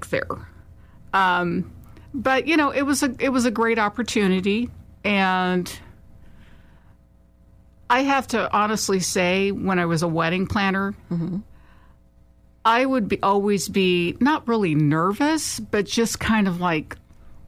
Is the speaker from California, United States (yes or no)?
yes; Vallejo, California, United States; now in Sacramento, United States; I'm originally from the Bay Area. I was born and raised in Vallejo